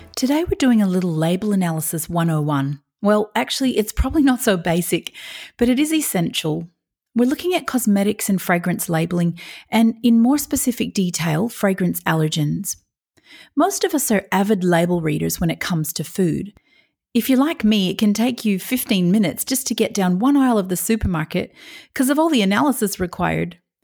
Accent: Australia

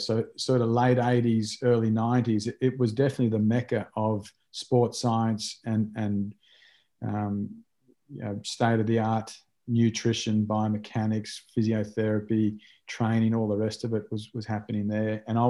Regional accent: Australia; moved away as an adult; also born or lived in Japan / Ireland; a young Australian boy growing up

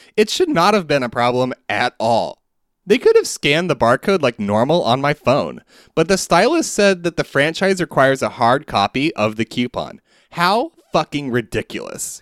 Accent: Southeast, United States; growing up in the Southeast

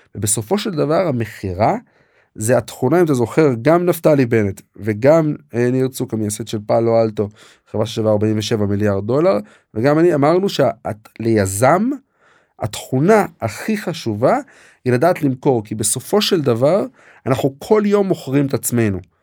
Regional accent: Katzrin, Northern District, Israel; moved away as an adult; also born or lived in Jerusalem / Canada / Cambridge, Massachusetts; גדלתי בקצרין, אה, ברמת הגולן

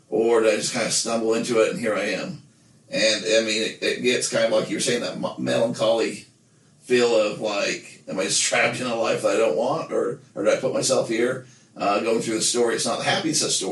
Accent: Nephi, Utah, United States; growing up in Nephi

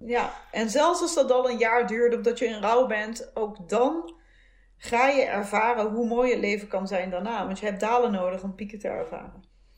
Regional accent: soft G, southern Netherlands, Netherlands; accent: zachte G (soft G); moved away; also born or lived in Utrecht; mijn zachte G

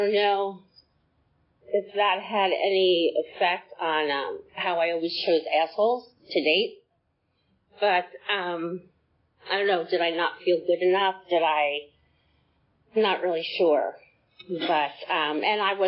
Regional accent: New Jersey, United States; now in Acworth, United States; I was born in New Jersey from a family of six

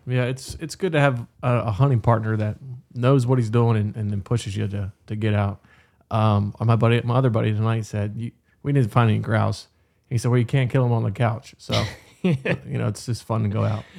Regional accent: Berkeley County, West Virginia, United States; I grew up in Berkeley County

